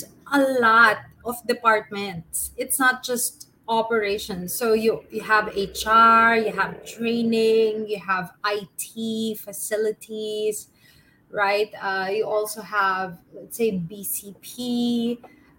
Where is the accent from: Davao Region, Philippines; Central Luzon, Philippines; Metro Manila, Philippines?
Metro Manila, Philippines; Manila; moved away as an adult; Born and raised in Manila, but I also studied abroad and lived in different cities